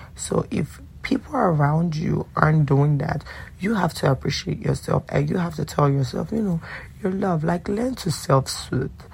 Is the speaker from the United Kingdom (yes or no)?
no; Nigeria; also born or lived in DMV (Washington metropolitan area), United States; now in Washington metropolitan area, United States; I do live in the DMV and I'm Nigerian